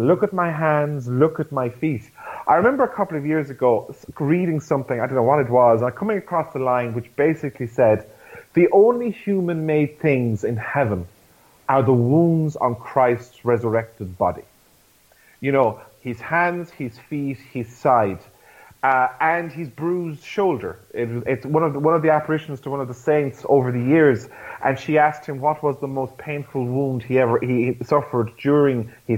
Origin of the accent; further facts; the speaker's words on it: Ireland; as an Irish church and as Irish Catholics